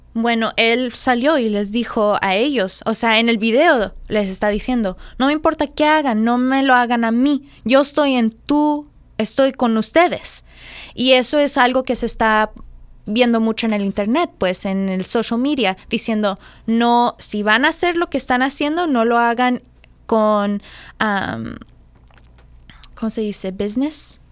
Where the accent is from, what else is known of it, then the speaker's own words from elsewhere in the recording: Mexico; nosotros siendo mexicanos